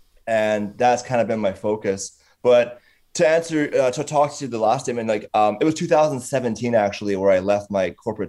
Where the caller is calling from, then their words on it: British Columbia, Canada; Yeah, so I'm in British Columbia. So we are Pacific Standard Time, same time zone as Los Angeles, which is thankful.